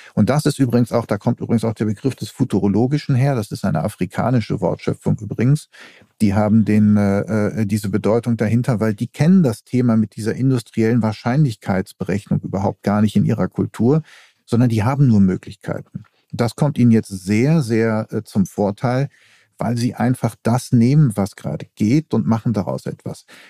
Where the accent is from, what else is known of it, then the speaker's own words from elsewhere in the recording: Essen, North Rhine-Westphalia, Germany; also born or lived in Denmark; now in Berlin, Germany; ich bin ja auch in Essen groß geworden und das ist ja Ruhrgebiet